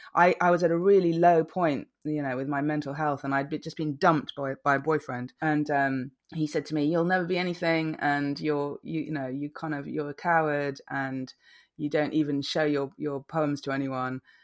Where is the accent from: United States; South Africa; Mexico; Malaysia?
Malaysia; also born or lived in England; now in London, United Kingdom; I grew up in Malaysia